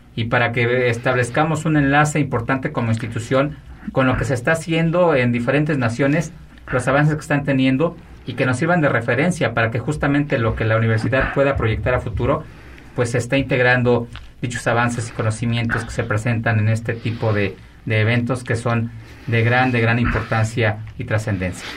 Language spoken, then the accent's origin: Spanish; Mexico; como mexicanos